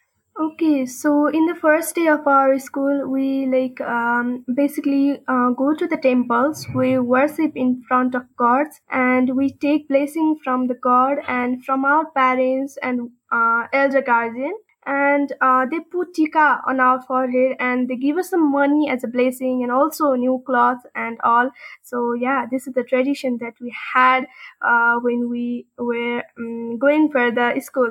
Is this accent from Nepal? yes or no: yes; Kathmandu, Bagmati, Nepal; I'm from Kathmandu, Nepal. I'm a law student from, I'm currently pursuing my undergraduate education from Kathmandu University School of Law.